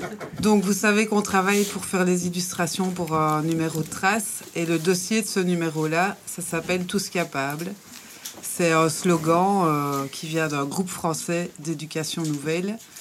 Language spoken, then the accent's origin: French; Belgium; now in Brussels, Belgium; maintenant, j'habite à Bruxelles, mais je suis née dans une cité à Frépon.